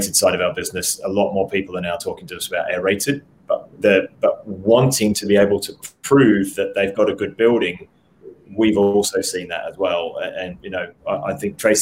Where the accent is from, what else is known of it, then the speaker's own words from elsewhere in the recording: Australia; I'm an Aussie